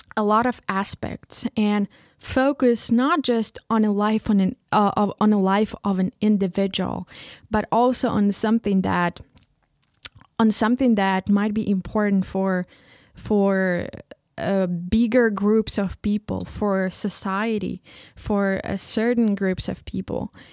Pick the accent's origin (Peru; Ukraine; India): Ukraine; first language Ukrainian; English is a second language; moved away as an adult; now in Leipzig, Germany; I was raised and born in Ukraine and just living here.